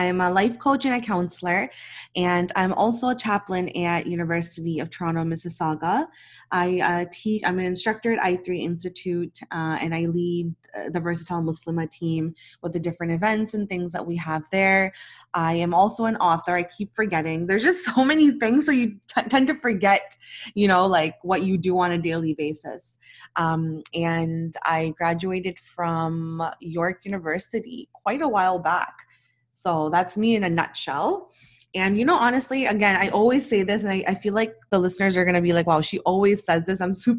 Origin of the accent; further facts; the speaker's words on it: Pakistan; I'm Pakistani and I'm married to a Nigerian.